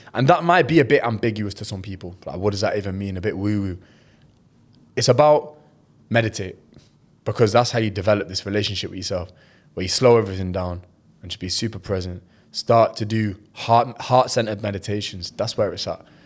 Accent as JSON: {"language": "English", "region": "England", "country": "United Kingdom", "said": "as a Pakistani, as a British Pakistani"}